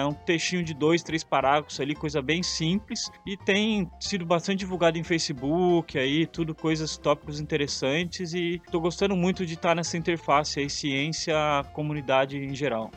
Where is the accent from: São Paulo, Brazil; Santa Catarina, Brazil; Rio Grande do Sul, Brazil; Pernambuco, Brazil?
São Paulo, Brazil; São Sebastião; also born or lived in Santos, São Paulo / Bahia / Rio de Janeiro; sou biólogo natural de São Sebastião